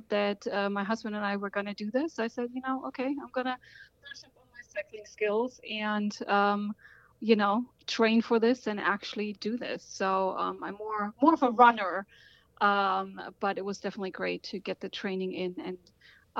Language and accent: English; Germany; now in Washington, D.C., United States; I was born in Germany and currently live in Washington, D.C.